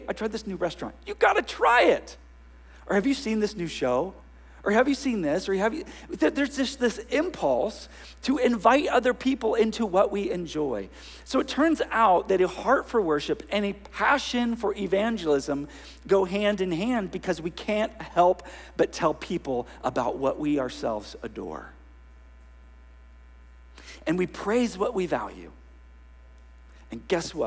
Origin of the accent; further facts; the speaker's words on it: Northern California, United States; now in Ventura, United States; I grew up in Northern California where, forgive me, children, everything was hella this and hella